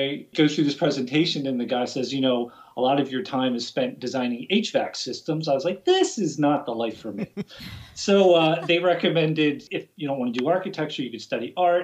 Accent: Baltimore, Maryland, United States; also born or lived in Beltsville, Maryland; I'm from Baltimore, Maryland, born and raised.

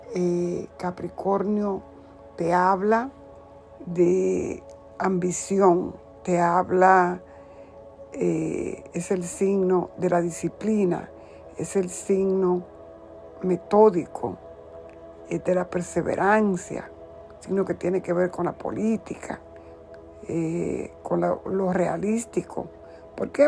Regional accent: Dominican Republic; soy de la República Dominicana

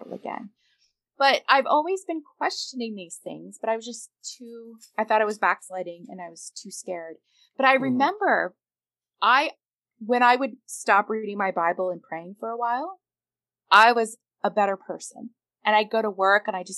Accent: Canada; I'm Canadian

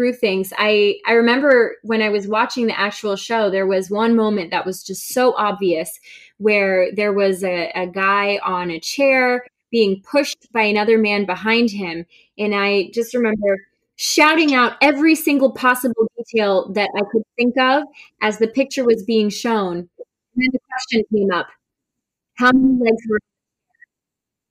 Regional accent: Winter Springs, Florida, United States; moved away as an adult; also born or lived in Caribbean / Orlando; now in Boston, United States; I was born in the Caribbean and grew up in Florida

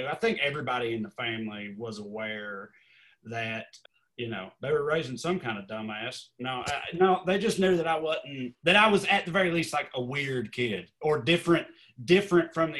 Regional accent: Celina, Tennessee, United States; moved away; I grew up on the Kentucky line

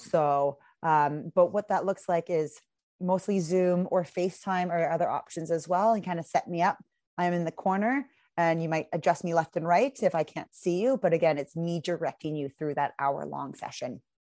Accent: Seattle, Washington, United States; moved away as an adult; also born or lived in Vancouver area, Canada; now in Vancouver, Canada; I'm originally from Seattle, and I moved up to Canada about four years ago

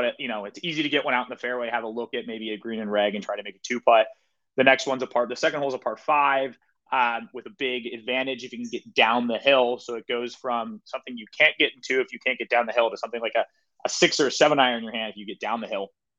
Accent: West Coast, United States; a course that maybe I grew up playing on the West Coast that are sort of smaller greens.

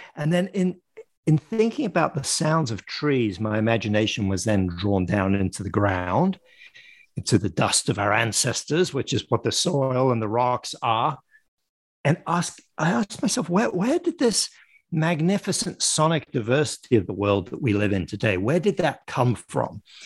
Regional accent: Paris, Île-de-France, France; moved away as an adult; also born or lived in London, United Kingdom; now in United States; I live in the United States, but I I grew up in France and in in and around Paris. I was born in London

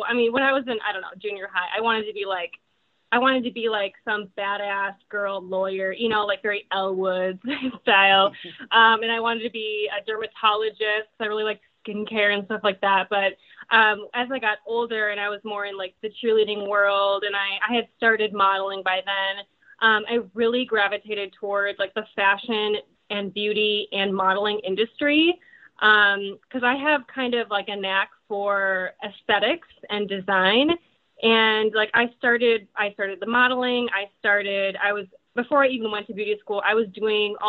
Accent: Portage, Wisconsin, United States; accent: Midwestern; I grew up in Wisconsin, so we're the dairy state

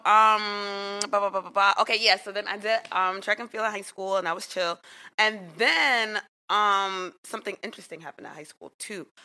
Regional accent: New York City, New York, United States; I grew up in Queens

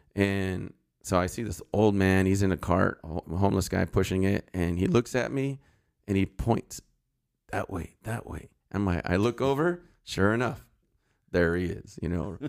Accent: Santa Clarita, California, United States; also born or lived in San Fernando Valley, California / Sylmar / Granada Hills / Northridge; I grew up in Santa Clarita.

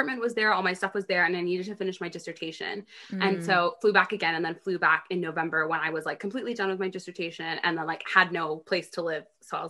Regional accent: Dallas, Texas, United States; moved away as an adult; also born or lived in Atlanta, Georgia / United Kingdom; Born and raised in Dallas, and then lived in Atlanta

